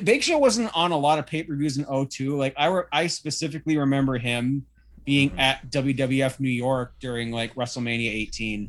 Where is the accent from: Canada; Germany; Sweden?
Canada; being Canadian